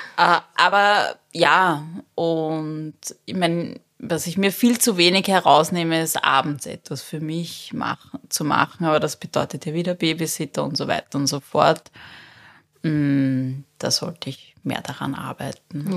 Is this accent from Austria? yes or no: yes; Berndorf, Lower Austria, Austria; moved away; also born or lived in Zimbabwe; ich war vier Jahre alt, sind wir von Simbabwe nach Berndorf gezogen